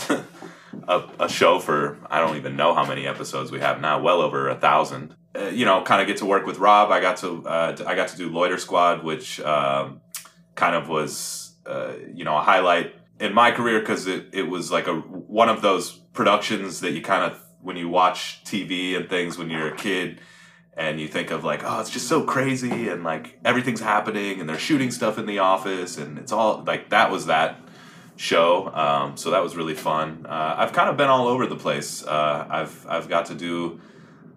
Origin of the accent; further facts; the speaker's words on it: Columbus, Ohio, United States; moved away as an adult; now in Los Angeles, United States; so I'm from Columbus, Ohio. I'm about to be 35 this year. I grew up playing in, you know, punk bands in the Midwest